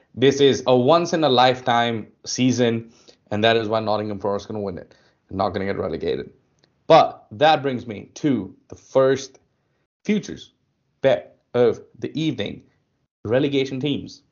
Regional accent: India; I'm from India

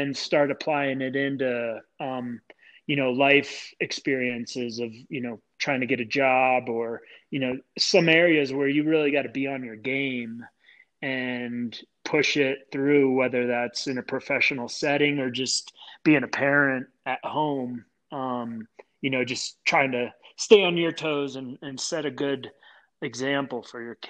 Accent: Clarks Summit, Pennsylvania, United States; being around in the pit with the football field and Clark Summit. I mean, that was our world, and it was awesome

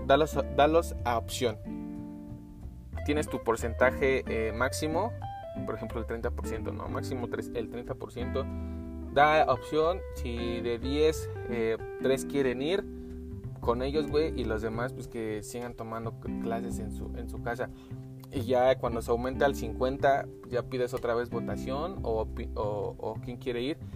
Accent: Mexico; Somos mexicanos

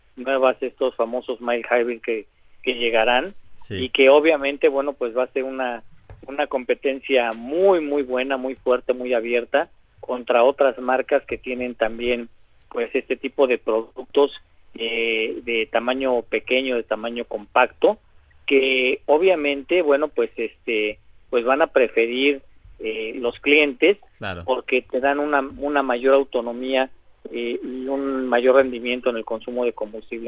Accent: Mexico; somos mexicanos

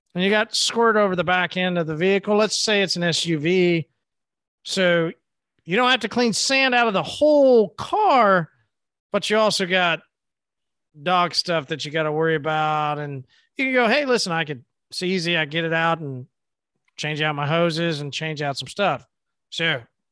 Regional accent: Oklahoma, United States; I'm from Oklahoma.

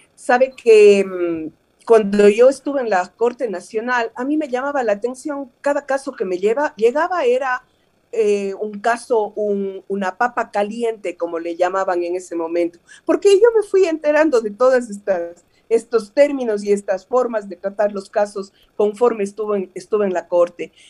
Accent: Cuenca, Azuay, Ecuador; Yo vengo de Cuenca

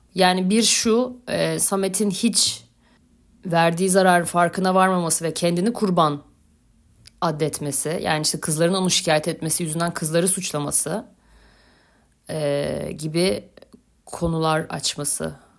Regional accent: Beyoğlu, Istanbul, Turkey; also born or lived in Gültepe; Ben Beyoğlu'luyum

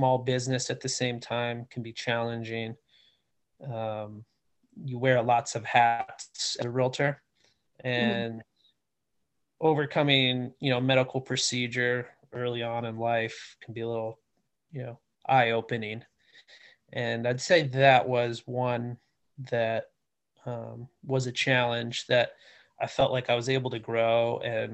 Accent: United States; I'm born and raised in the Washington area.

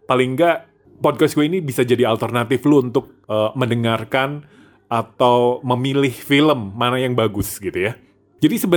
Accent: Tasikmalaya, West Java, Indonesia; pendengar terbanyak gue justru bukan dari daerah gue di Jawa Barat

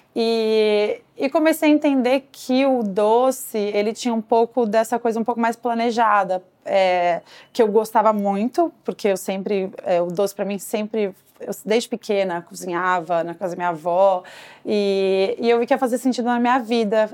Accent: Brazil; moved away as an adult; now in New York, United States; eu crescendo no Brasil

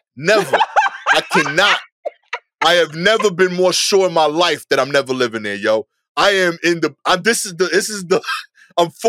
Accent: New York City, New York, United States; I am a New Yorker through and through

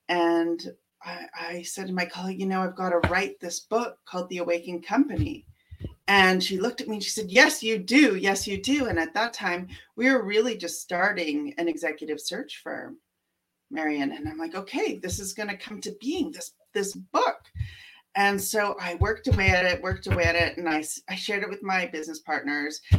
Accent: Canada; And I, I'm from Canada. I've lived in almost every major center in Canada.

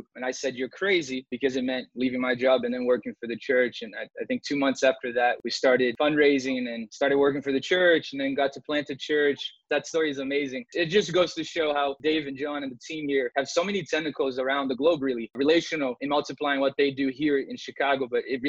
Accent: Brazil; moved away; also born or lived in Boston; my wife and I grew up in Brazil, and we were in Boston at this time, got married there

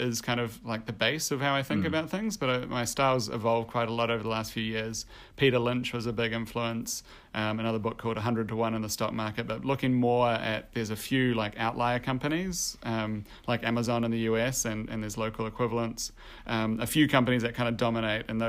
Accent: New Zealand; moved away as an adult; also born or lived in Copenhagen, Denmark / Australia; I'm originally from New Zealand

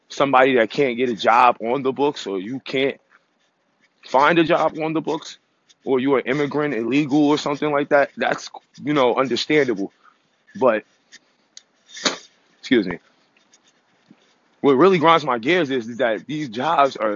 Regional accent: United States; I'm American

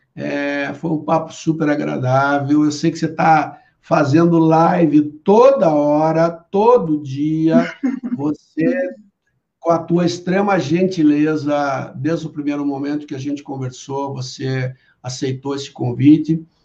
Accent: Brazil; como brasileiro

